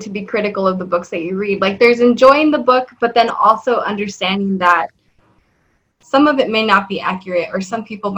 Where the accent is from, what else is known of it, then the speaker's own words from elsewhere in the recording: South Texas, United States; I'm from South Texas and for Christmas we did eat tamales. My grandma would make them